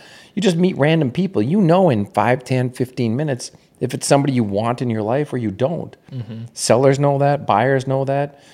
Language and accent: English; Anola, Manitoba, Canada; moved away as an adult; also born or lived in Winnipeg, Manitoba; now in United States; I grew up in Canada. I've actually now lived in America longer than I lived in Canada